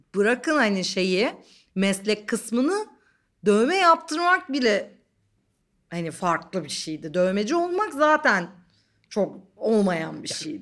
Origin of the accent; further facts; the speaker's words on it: Didim, Aydın, Turkey; also born or lived in Ankara; now in Istanbul, Turkey; yeterince gelişmem için Didim'e gitmişiz. Didim'de büyüdüm bir noktada.